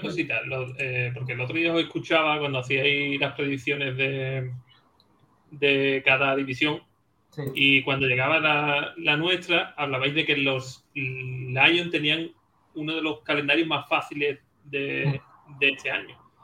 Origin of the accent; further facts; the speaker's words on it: Andalusia, Spain; aquí en Andalucía, bueno, sobre todo por, por mi tierra